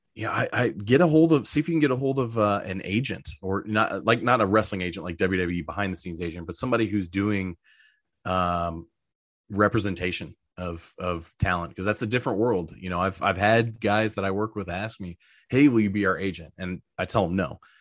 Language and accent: English; Southern Indiana, United States; Growing up in Southern Indiana